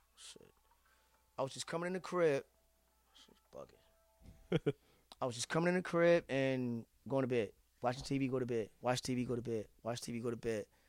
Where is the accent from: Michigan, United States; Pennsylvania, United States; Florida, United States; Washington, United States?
Pennsylvania, United States; Philadelphia; I'm from Philly